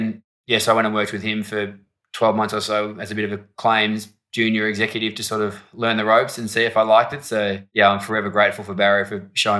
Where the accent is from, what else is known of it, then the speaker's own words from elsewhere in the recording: Melbourne, Victoria, Australia; We're one of four kids. We spent most of our childhood growing up in Camberwell, sort of eastern suburbs, Melbourne.